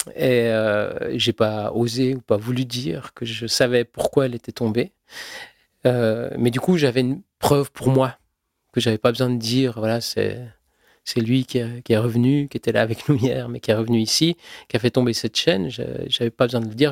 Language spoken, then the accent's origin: French; Switzerland; Je suis suisse, je suis né en Suisse